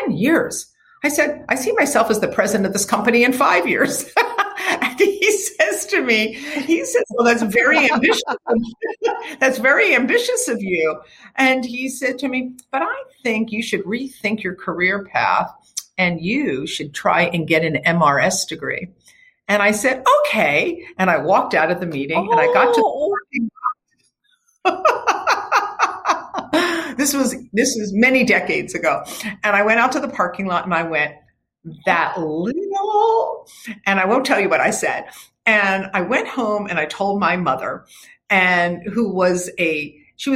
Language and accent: English; Havertown, Pennsylvania, United States; moved away as an adult; now in California, United States; I grew up in Philadelphia, in a town called Havertown, in the suburbs. And I moved to California when I was I was 23 years old